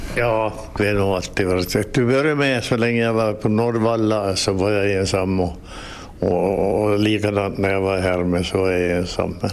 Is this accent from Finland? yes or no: yes; Nykarleby, Ostrobothnia, Finland; jag kommer från Såklådå